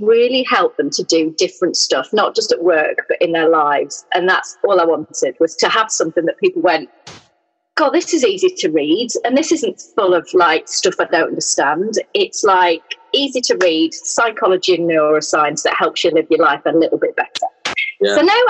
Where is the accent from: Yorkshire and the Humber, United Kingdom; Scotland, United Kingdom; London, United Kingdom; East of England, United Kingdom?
Yorkshire and the Humber, United Kingdom; moved away as an adult; also born or lived in Newcastle; now in Midlands, United Kingdom; I grew up in South Yorkshire, a mile from a pit village